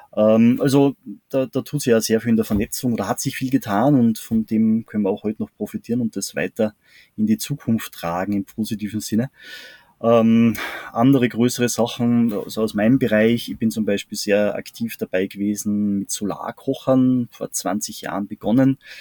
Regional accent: Salzburg, Austria; bei uns in Salzburg

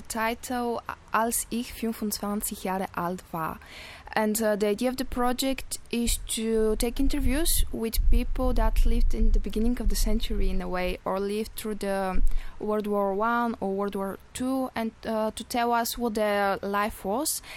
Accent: Bulgaria; English is a second language; moved away as an adult; I come from Bulgaria, where I studied uh, Indian studies before coming here.

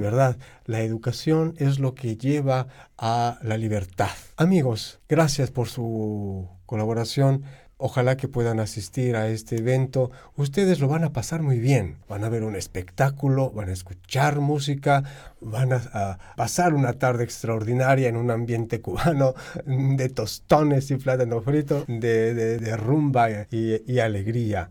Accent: Chile; Soy de Chile

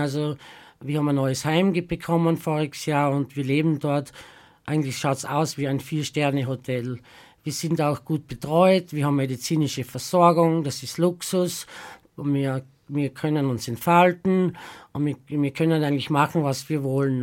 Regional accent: Southern Styria, Austria; now in Graz, Austria; die Südsteiermark, weil das meine Heimat ist

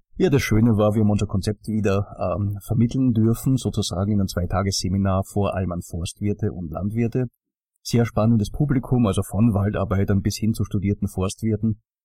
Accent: Austria; wenn man als Österreicher in den Norden kommt

